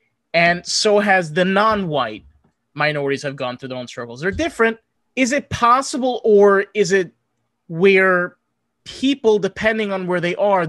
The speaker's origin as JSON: {"language": "English", "area": "Rockland County", "region": "New York", "country": "United States", "tie": "born or raised there", "said": "I grew up in New York State. Specifically, I grew up in Rockland County."}